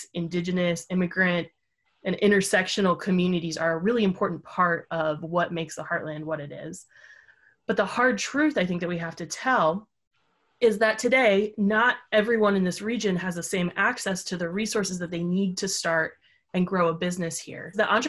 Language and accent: English; Kansas, United States; my home state of Kansas may not always be at the top of the list for people around the country, but those of us who live here know that our reality is somewhat different than popular imagination.